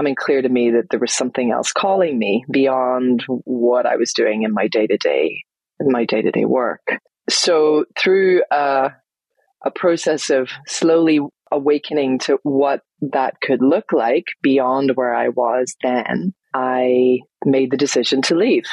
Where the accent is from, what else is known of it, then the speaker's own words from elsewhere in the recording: Northern Ireland, United Kingdom; moved away as an adult; also born or lived in London; I moved from London back home here to Northern Ireland, where I am now